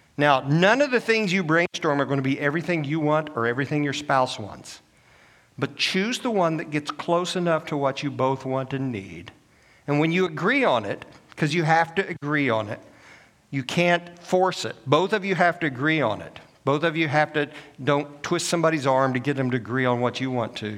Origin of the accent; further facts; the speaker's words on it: Illinois, United States; moved away as an adult; also born or lived in Oklahoma; now in Augusta, United States; I'm a northern boy. I was born and raised in Illinois